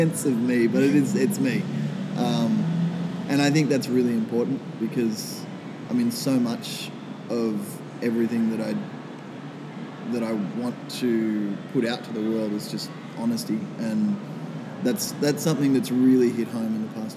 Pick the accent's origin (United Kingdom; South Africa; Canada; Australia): Australia; Minnamurra, near Kiama, New South Wales; Minamara, which is down near Kiama. It's about 2 hours south of Sydney, and that's kind of where I have grown up the last 10 years or so.